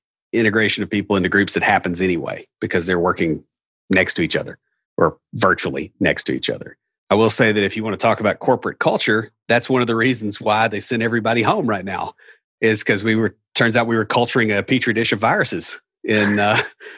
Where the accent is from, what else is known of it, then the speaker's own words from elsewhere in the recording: Nashville, Tennessee, United States; accent: hillbilly; I'm from Nashville